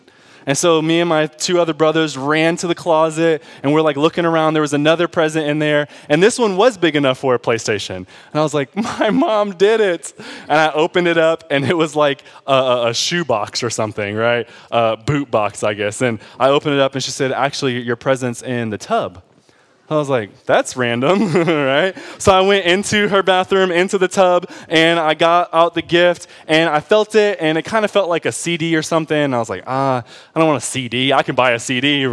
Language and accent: English; Detroit, Michigan, United States; I grew up in Detroit.